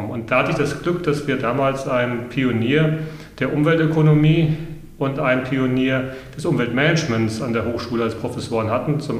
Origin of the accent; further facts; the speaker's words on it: Hesse, Germany; Ich bin, da muss ich mich outen, Landei. Ich bin auf dem Land groß geworden in Mittelhessen und äh, wir haben direkt an der Natur gelebt und damit auch mit der Natur.